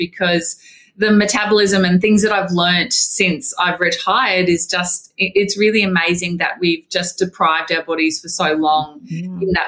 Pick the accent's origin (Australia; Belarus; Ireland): Australia; Wamuran, Queensland; I grew up in Wormuran in Queensland